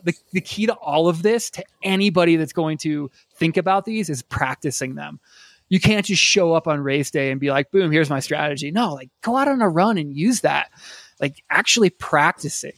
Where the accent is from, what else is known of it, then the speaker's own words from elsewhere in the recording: Iowa, United States; now in Colorado, United States; I grew up in Iowa